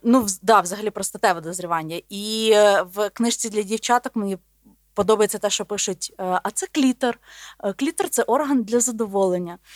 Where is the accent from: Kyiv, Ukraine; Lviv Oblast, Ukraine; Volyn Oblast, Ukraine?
Volyn Oblast, Ukraine; Volhynia; also born or lived in Podolia; я народилась на Волині. Але я вважаю себе волинянкою і подолянкою, тому що мій батько з Поділля, а мама з Волині.